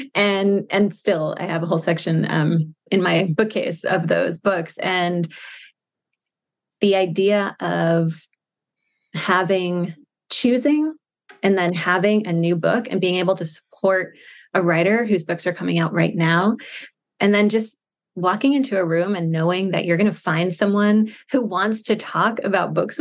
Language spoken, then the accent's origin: English; Shirley, New York, United States; moved away as an adult; I grew up in Shirley